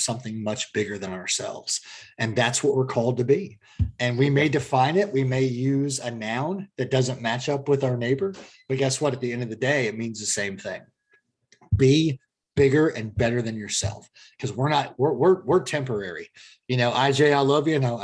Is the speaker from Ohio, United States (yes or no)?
yes; Columbus, Ohio, United States; moved away; Born and raised in Columbia. Columbus. So I've got roots back to Ohio